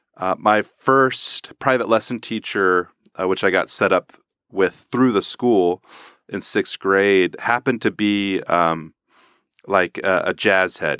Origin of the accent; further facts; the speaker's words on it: Houston, Texas, United States; moved away; I grew up in Houston, Texas, and my family's musical